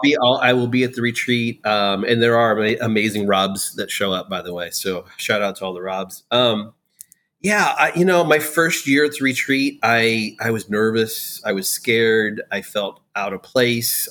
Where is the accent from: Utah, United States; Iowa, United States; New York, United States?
Iowa, United States; moved away as an adult; also born or lived in Florida / Pennsylvania; now in Raleigh, United States; Growing up in Iowa